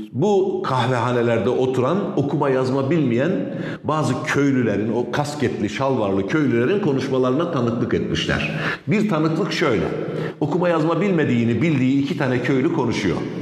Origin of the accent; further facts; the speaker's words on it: Malatya, Turkey; moved away; also born or lived in Elazığ / Diyarbakır; Bir de Elazizliyiz. Diyarbakır'dan göçüp gelmişiz Malatya'ya.